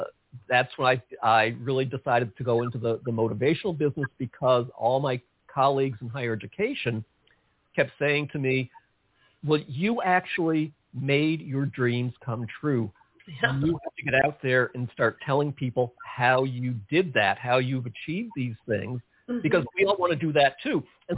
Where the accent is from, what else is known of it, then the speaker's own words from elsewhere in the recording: outside of New York City, United States; I grew up outside of New York City, and I listened to all those great New York DJs growing up.